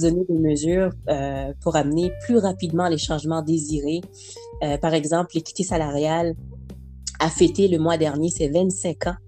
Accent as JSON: {"language": "French", "town": "Montreal", "region": "Quebec", "country": "Canada", "tie": "born or raised there", "also_born_or_lived": "Haiti", "said": "Je suis originaire d'Haïti. On est mhm. arrivé à Montréal, donc euh, Québec, j'avais à peu près six ans"}